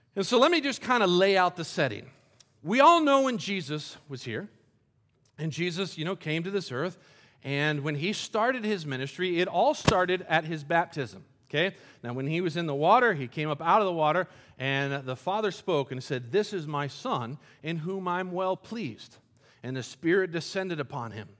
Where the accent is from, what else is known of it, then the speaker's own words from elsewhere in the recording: Colombia; moved away; I grew up in Columbia, South America, and we, our house was right on the edge of a big cliff